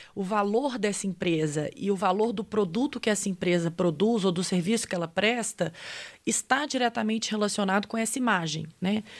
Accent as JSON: {"language": "Portuguese", "country": "Brazil", "accent": "sugared Portuguese (Brazilian Portuguese)", "said": "o meu português um pouco açucarado"}